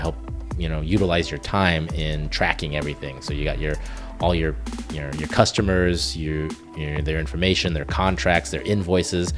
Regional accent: Oklahoma, United States; also born or lived in Korea; I was raised in Oklahoma

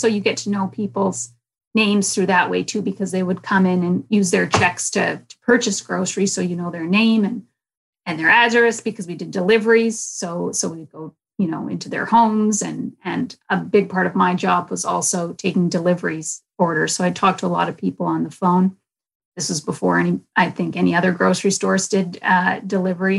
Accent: Winnipeg, Manitoba, Canada; I grew up in North Kildonan

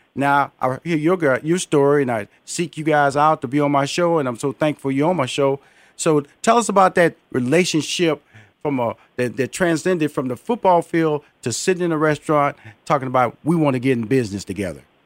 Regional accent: Houston, Texas, United States; I'm from Houston, Texas

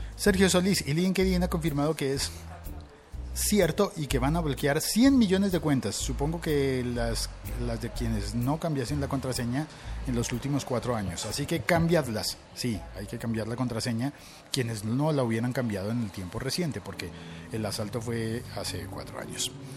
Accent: Colombia; also born or lived in Bogotá; vivo en Bogotá, Colombia y como buen colombiano me gusta el tinto

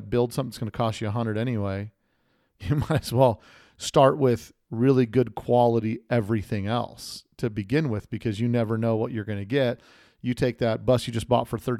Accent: Las Vegas, Nevada, United States; my hometown of SEMA right here in Las Vegas

